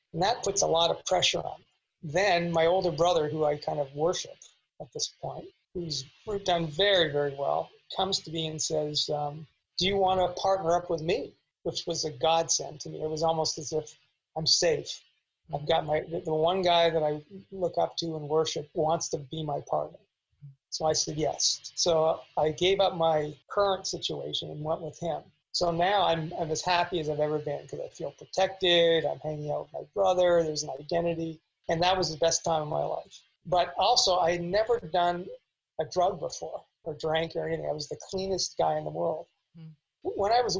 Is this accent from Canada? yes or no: yes; Canada; now in Los Angeles, United States; And when I came to Los Angeles from Canada, and I had I have an older brother who's very successful, 10 years older.